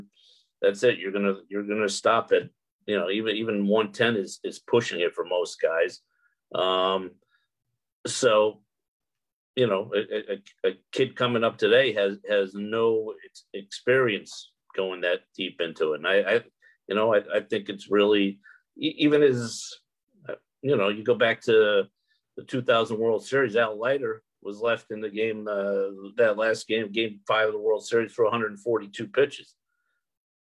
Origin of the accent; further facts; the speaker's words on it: Connecticut, United States; I grew up in Connecticut